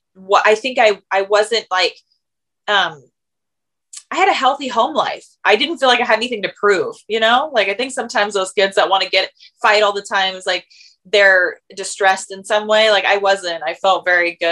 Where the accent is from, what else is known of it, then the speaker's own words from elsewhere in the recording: Tacoma, Washington, United States; I grew up in Tacoma, Washington